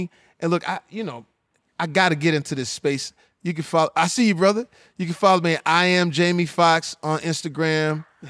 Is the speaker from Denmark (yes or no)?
no; the South, United States; I'm from the South. It's Southern.